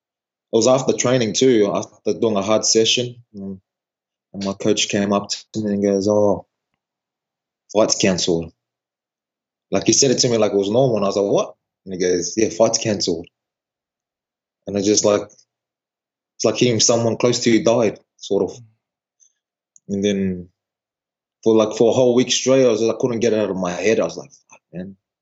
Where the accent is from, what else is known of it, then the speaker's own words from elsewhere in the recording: New Zealand; also born or lived in Tonga; now in Australia; I grew up in New Zealand.